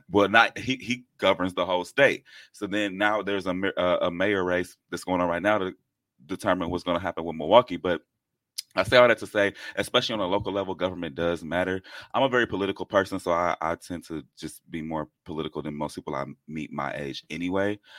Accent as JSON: {"language": "English", "region": "England", "country": "United Kingdom", "said": "I'm English."}